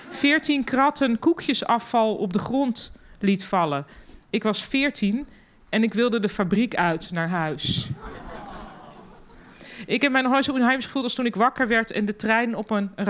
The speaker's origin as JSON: {"language": "Dutch", "country": "Germany", "second_language": "Dutch", "lives_now": "Netherlands", "said": "En ik als Duitse, omgeven door alleen maar Nederlanders, niet durfde te juichen."}